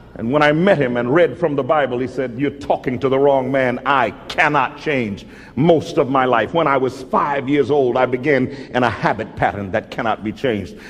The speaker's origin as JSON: {"language": "English", "town": "Mobile", "region": "Alabama", "country": "United States", "tie": "born or raised there", "moved": "yes", "said": "I was born in Mobile, Alabama"}